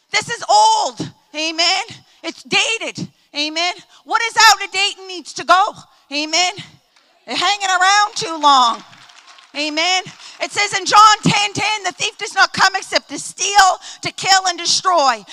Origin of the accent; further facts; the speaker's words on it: Baltimore, Maryland, United States; I'm from Maryland to Baltimore. I go down to DC almost every weekend.